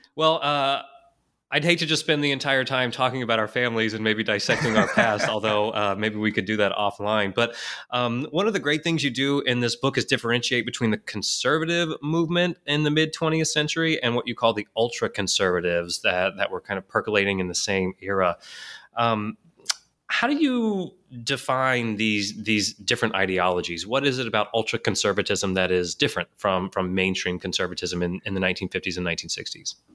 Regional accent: Houston, Texas, United States; I grew up in Houston

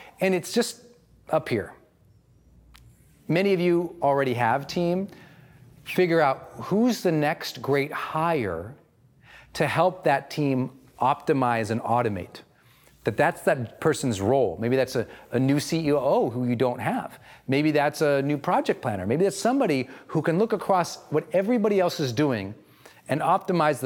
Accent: Montana, United States; I'm from Montana

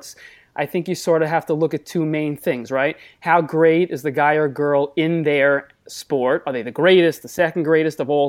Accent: Merrick, New York, United States; accent: Long Island; also born or lived in West Hempstead, New York; I grew up in Merrick on the South Shore in Nassau County

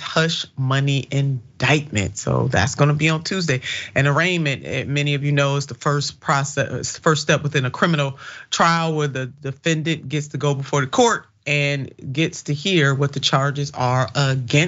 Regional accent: Ohio, United States; my home state, Ohio

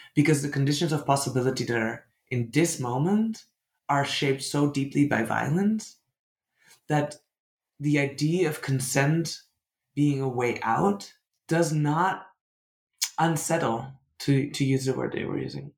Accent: Netherlands; English is a second language; I'm from the Netherlands. I'm, I grew up in a deeply colonial country

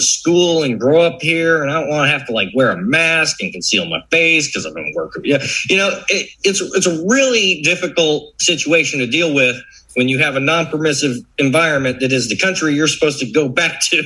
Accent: Florida, United States; growing up in Florida

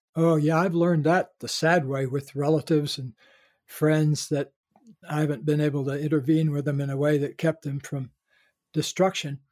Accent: the South, United States; being born in a Caucasian body growing up in the South.

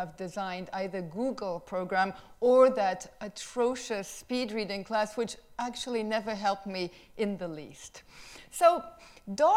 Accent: France; moved away; I came from France

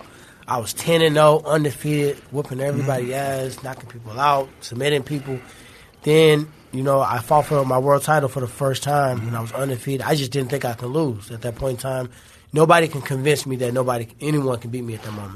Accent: St. Louis, Missouri, United States; I'm from St. Louis

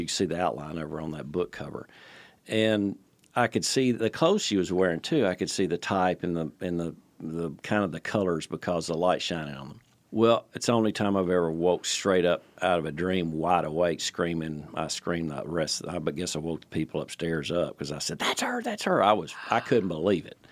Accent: Nashville, Tennessee, United States; moved away as an adult; also born or lived in Palm Beach, Florida; Born and raised in Nashville

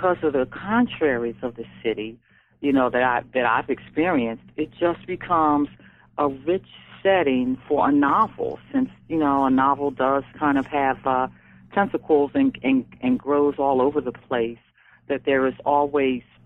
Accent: Philadelphia, Pennsylvania, United States; it's my hometown

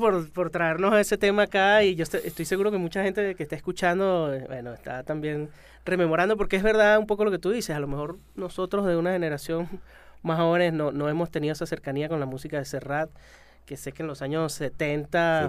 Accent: Venezuela

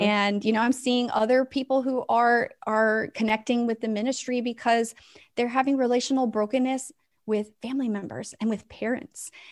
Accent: West Coast, United States; now in Tennessee, United States; I live in Tennessee, but I'm originally from the West Coast

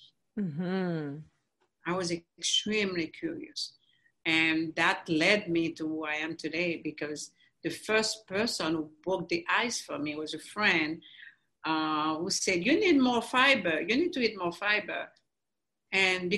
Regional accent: Haiti; moved away as an adult; now in United States; I grew up in Haiti, we grew up on mangoes, avocados

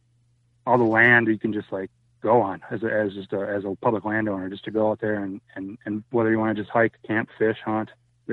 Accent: Minnesota, United States; also born or lived in Spearfish, South Dakota; being the flatlander from Minnesota.

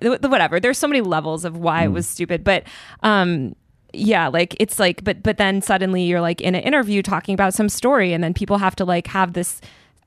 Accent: East Coast, United States; moved away as an adult; also born or lived in New York; now in Los Angeles, United States; I'm from the East Coast

